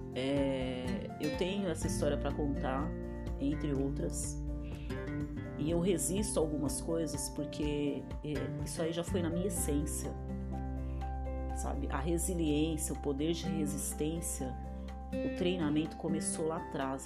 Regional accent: Diadema, São Paulo, Brazil; moved away; Eu nasci em Diadema, né? No ABC Paulista. E quando eu era pequena, a rua que eu morava não tinha asfalto

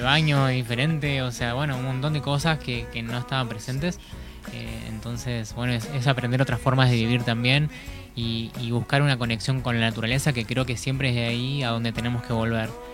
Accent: La Plata, Buenos Aires Province, Argentina; now in Gualeguaychú, Argentina; soy nacido en La Plata

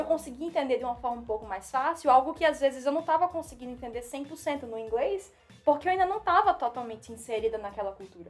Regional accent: Northeast Region, Brazil; accent: nordestino; first language Portuguese; moved away as an adult; now in United States; o meu sotaque nordestino também que é carregado.

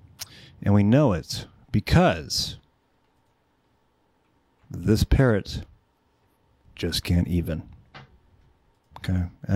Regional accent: California, United States; San Fernando Valley.

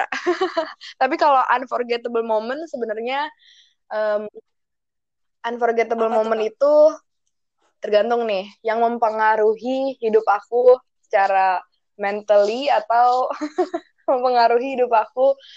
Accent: Jakarta, Indonesia; misalnya ya aku dari DKI Jakarta ya bahasa daerahnya Betawi gitu kan

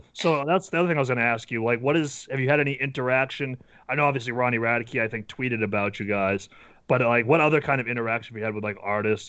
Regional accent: New Hampshire, United States; Yeah, because we're from New Hampshire, which is, like, this small little state, like, lots of woods, and I live, like, near the beach

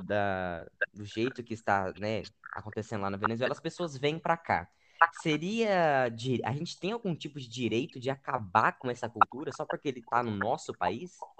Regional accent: Brazil; mesmo sendo brasileiro

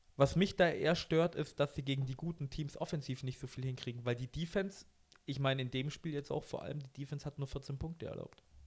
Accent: Germany; bei uns in Deutschland

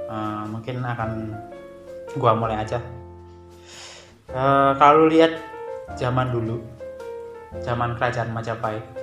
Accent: Gunung Kidul, Special Region of Yogyakarta, Indonesia; ya gue ngerti kalau gue tuh aslinya emang dari Jawa. Asli dan besar di Gunung Kidul.

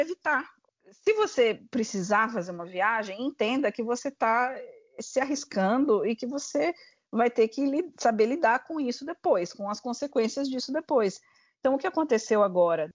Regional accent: Brazil; now in United Kingdom

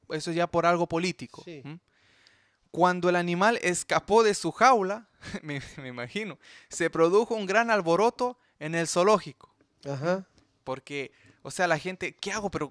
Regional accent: Chile; now in Canada; En eh, Chile, yo sé, en mi, en, mi tierra pasó eso

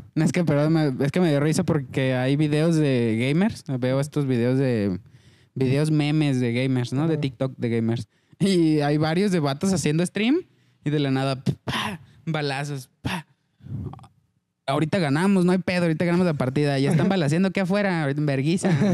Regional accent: Mexico; entre mexicanos

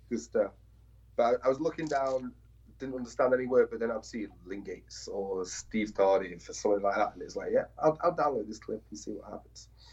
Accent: England, United Kingdom; I'm from England

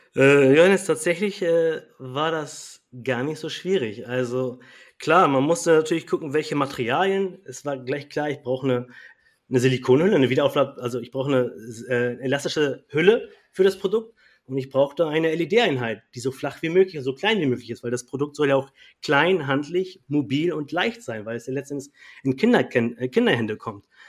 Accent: Kiel, Schleswig-Holstein, Germany; Also ich komme ja aus Kiel und äh, wir haben hier eine große Gruppe in Kiel.

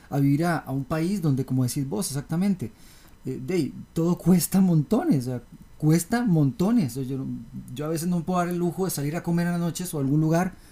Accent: Costa Rica; yo también como tico, esto es una cochinada, yo no puedo, yo también vive fuera del país

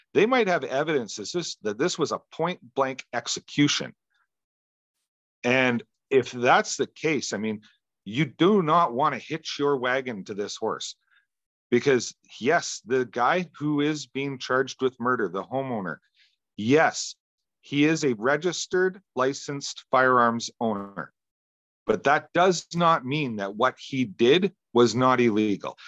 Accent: Western Canada, Canada; Where I grew up is actually on one of the busiest freeways in Western Canada

